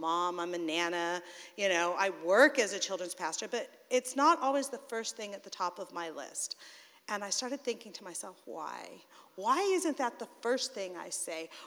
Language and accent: English; California, United States; also born or lived in San Francisco Bay Area; now in Southern California, United States; I'm a Californian. I was born and raised in this great state, originally born in the San Francisco Bay Area, but for the last 30 years or so, I've called Southern California my home